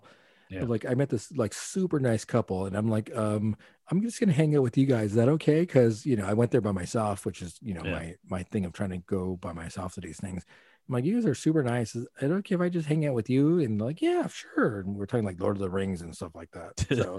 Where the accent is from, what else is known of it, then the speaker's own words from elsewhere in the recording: Los Angeles, California, United States; I grew up in Watts.